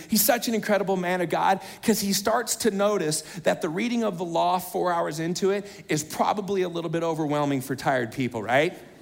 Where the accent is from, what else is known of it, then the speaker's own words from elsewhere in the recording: United States; I'm an American.